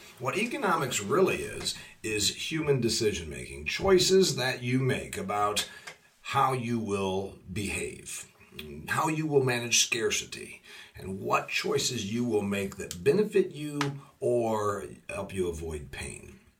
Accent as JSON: {"language": "English", "region": "Indiana", "country": "United States", "said": "You get $390 a week in my home state of Indiana to be unemployed"}